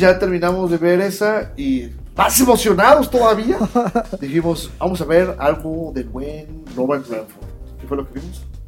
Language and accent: Spanish; Mexico; como mexicano